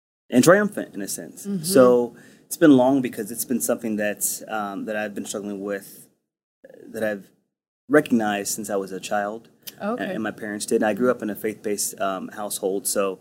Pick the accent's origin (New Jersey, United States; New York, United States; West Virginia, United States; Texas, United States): Texas, United States; I'm Texan